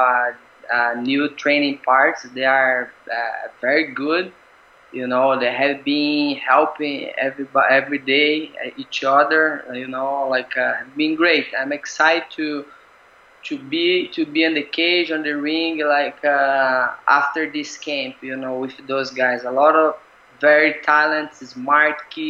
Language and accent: English; Brazil; now in Singapore; I'm Brazilian, right? I'm from Brazil, but I feel like Singapore is my home now